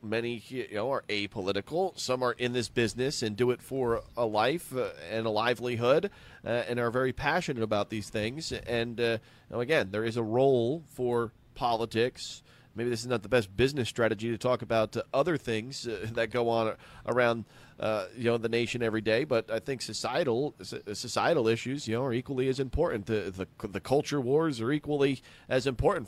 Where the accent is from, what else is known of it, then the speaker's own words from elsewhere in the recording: New Jersey, United States; growing up outside of New York City in, uh, New Jersey